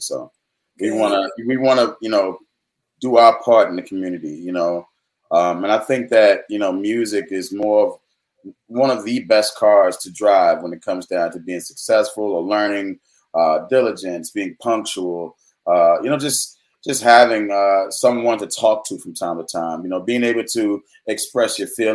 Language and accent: English; Richmond, Virginia, United States; I'm from Highland Park, Richmond, Virginia